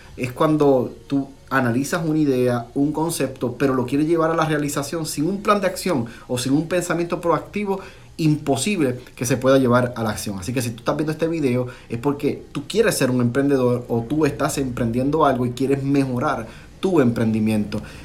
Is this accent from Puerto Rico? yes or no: yes; Puerto Rico; moved away as an adult; now in Florida, United States; Cuando yo llegué aquí a la Florida, de Puerto Rico, somos puertorriqueños, mi esposa y yo, y mi familia